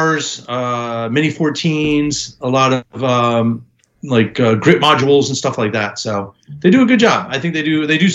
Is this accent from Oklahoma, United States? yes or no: no; New York City, New York, United States; I grew up in New York City